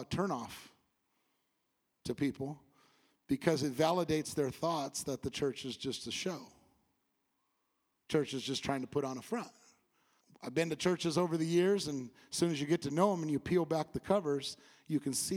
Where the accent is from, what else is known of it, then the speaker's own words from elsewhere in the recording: California, United States; moved away as an adult; now in Bible Belt, United States; I'm from California